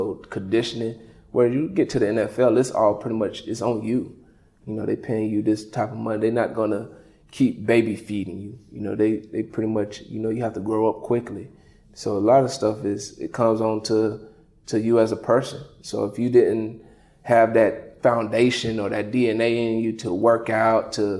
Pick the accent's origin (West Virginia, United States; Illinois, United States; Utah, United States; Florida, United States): Florida, United States; Lake Butler; moved away as an adult; also born or lived in Clemson, South Carolina / Buffalo, New York; my hometown in Lake Butler